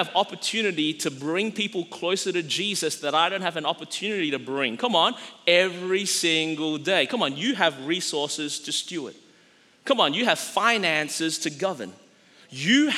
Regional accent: Australia; growing up in Australia and being like a relatively small country population-wise

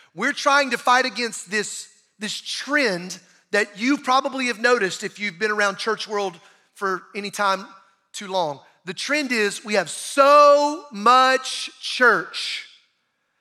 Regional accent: Bible Belt South, United States; growing up in the Bible Belt South

